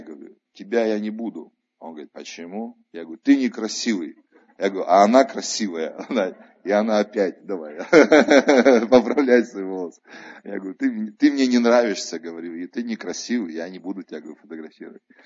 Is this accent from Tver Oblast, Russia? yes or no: yes; Tver Oblast, Russia; moved away; они там у меня на родине, в Тверской области живут